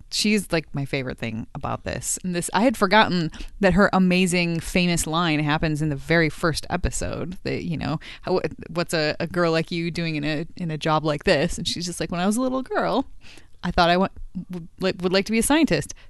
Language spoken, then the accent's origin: English; United States; I'm an American